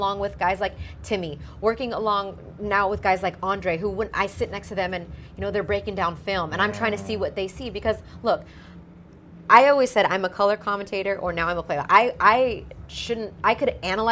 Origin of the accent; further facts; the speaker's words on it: Southern California, United States; growing up in Southern California.